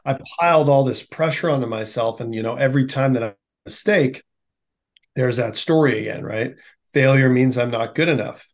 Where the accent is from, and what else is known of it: Winnipeg, Manitoba, Canada; born or raised there